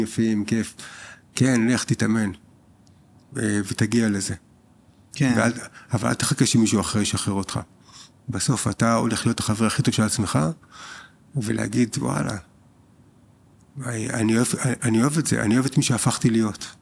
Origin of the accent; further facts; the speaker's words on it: Israel; אנחנו בתור ישראלים